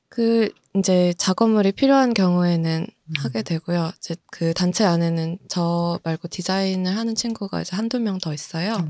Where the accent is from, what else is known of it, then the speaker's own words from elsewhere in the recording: South Korea; also born or lived in United States; 한국에 들어와서 초등학교, 중학교, 고등학교 다 졸업하고